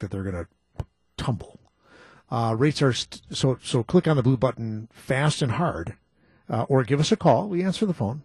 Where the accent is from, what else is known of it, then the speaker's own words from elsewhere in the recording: Muskego, Wisconsin, United States; my hometown, Muskego